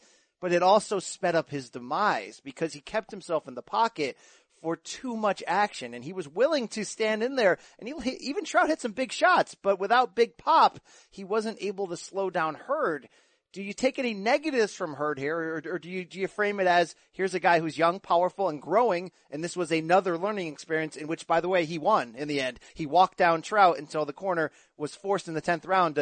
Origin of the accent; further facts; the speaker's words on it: New York City, New York, United States; from Brooklyn